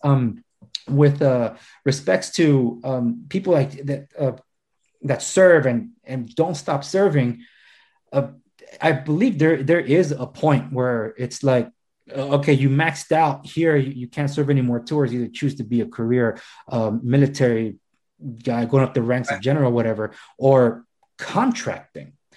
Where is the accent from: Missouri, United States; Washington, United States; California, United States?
California, United States; Los Angeles; born or raised there